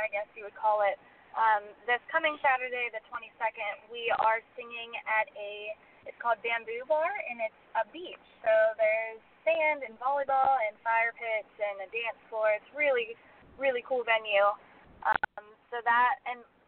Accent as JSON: {"language": "English", "town": "Pittsburgh", "region": "Pennsylvania", "country": "United States", "tie": "born or raised there", "said": "I'm from the Pittsburgh area"}